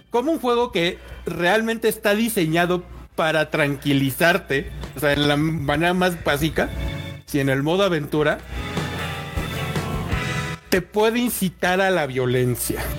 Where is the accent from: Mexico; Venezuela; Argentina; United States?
Mexico; a nosotros como mexicanos si algo nos caracteriza es que nos encanta el holgorio.